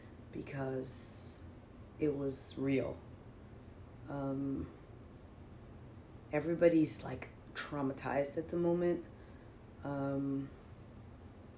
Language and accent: English; New York City, New York, United States; I grew up in Harlem in the projects